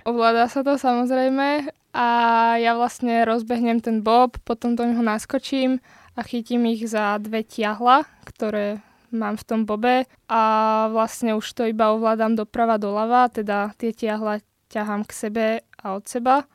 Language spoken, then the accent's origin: Slovak; Slovakia; also born or lived in Bratislava; na Slovensku